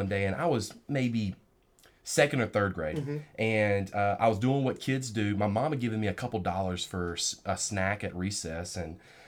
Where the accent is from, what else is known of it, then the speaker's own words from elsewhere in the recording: rural South Georgia, United States; Young man growing up in Georgia. In rural South Georgia, right there in the heart of it